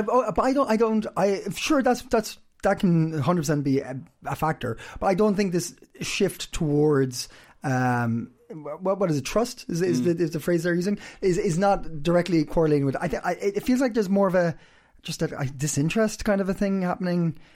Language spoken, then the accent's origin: English; Ireland; now in Copenhagen, Denmark; I'm Irish.